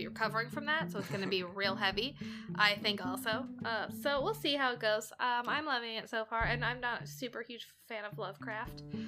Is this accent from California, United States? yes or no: yes; Southern California, United States; I grew up in Southern California